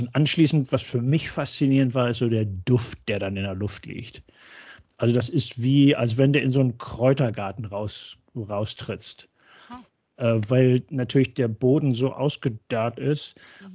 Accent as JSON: {"language": "German", "region": "North Rhine-Westphalia", "country": "Germany", "tie": "born or raised there", "also_born_or_lived": "Würzburg / Cologne / Arizona / Oregon", "moved": "as an adult", "lives_now": "Texas, United States", "said": "als gebürtiger Westfale"}